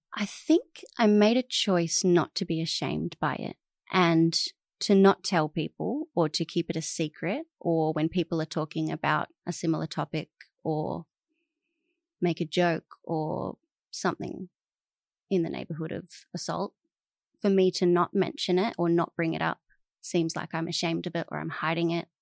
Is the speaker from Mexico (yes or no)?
no; Adelaide, South Australia, Australia; moved away as an adult; also born or lived in Alice Springs, Northern Territory; now in Melbourne, Australia; I grew up in Adelaide first and then Alice Springs